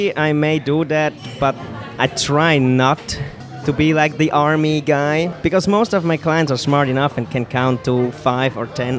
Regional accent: Zurich, Switzerland; English is a second language; But I'm Swiss. I was really like grown up the Swiss style, but they always treat me as I'm not from Switzerland, so it was kind of weird, and I never really had the identity to where I'm really from. I come from outside Zurich, like a smaller place.

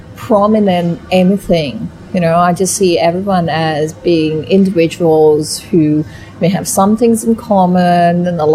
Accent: Thailand; my Thai is good because I'm Thai and I'm born here

